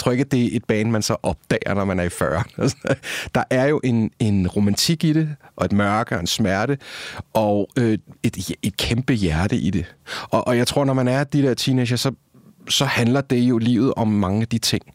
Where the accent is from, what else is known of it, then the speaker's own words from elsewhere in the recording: Copenhagen, Capital Region of Denmark, Denmark; jeg er fra Østerbro, Indre Østerbro. Øh, jeg har gået på Ingrid Jespersens privatskole.